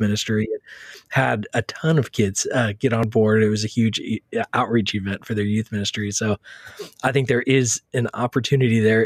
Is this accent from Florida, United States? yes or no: no; Texas, United States; moved away as an adult; now in New York City, United States; born and raised in Texas